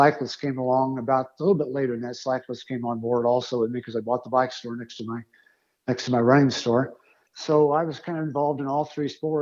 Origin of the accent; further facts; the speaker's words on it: Greenwood, Indiana, United States; I grew up in Indiana, a little town just south of Indianapolis called Greenwood.